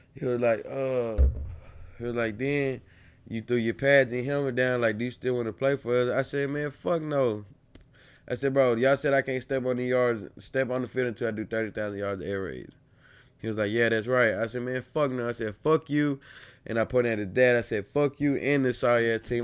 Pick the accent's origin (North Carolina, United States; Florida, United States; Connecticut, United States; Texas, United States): Texas, United States; College Station; also born or lived in Bryan, Texas; I moved back to College, uh, College Station, my second half of my fourth grade year